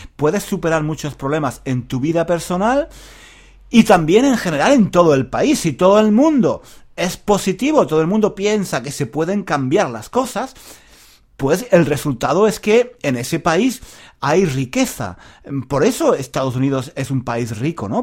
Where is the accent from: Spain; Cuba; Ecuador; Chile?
Spain; Granada, Andalusia; Yo soy de Granada, una ciudad muy bonita, la ciudad más bonita de España